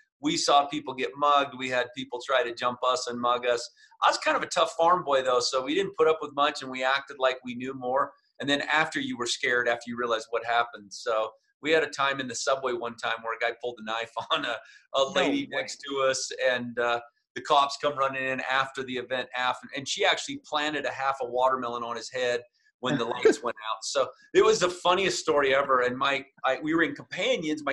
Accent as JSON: {"language": "English", "town": "Layton", "region": "Utah", "country": "United States", "tie": "born or raised there", "said": "I grew up in a town called Layton, Utah. So here in Utah, it was a farm town, grew up out on the farm."}